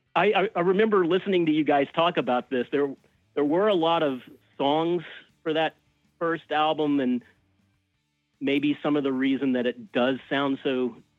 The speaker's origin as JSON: {"language": "English", "town": "Birmingham", "region": "Alabama", "country": "United States", "tie": "born or raised there", "also_born_or_lived": "Tampa, Florida / New York City", "moved": "as an adult", "said": "I grew up in Birmingham, Alabama, and went to school at the University of Alabama"}